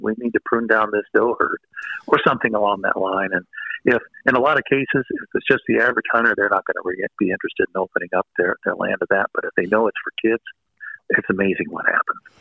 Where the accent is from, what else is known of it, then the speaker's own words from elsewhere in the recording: Missouri, United States; I'm from Missouri